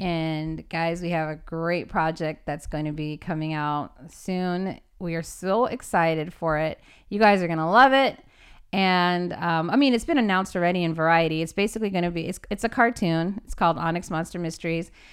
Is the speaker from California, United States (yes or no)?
yes; Los Angeles, California, United States; I am from Los Angeles, California